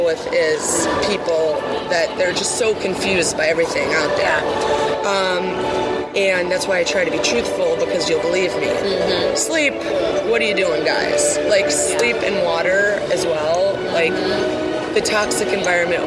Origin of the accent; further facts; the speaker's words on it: Wisconsin, United States; I'm from Wisconsin